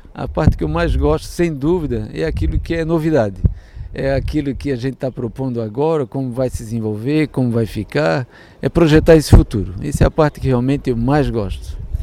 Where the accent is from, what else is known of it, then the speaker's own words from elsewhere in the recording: Santa Catarina, Brazil; eu sou aqui de Santa Catarina